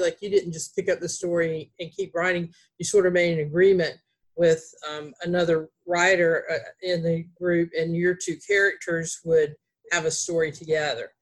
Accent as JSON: {"language": "English", "town": "Greensboro", "region": "North Carolina", "country": "United States", "accent": "Southern", "said": "we were both from Greensboro, North Carolina"}